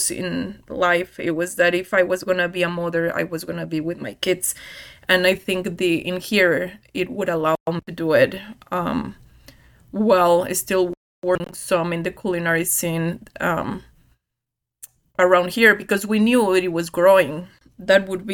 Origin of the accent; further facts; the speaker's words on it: Mexico City, Mexico; moved away as an adult; also born or lived in Europe; now in United States; I grew up in Mexico City with my parents and my older sister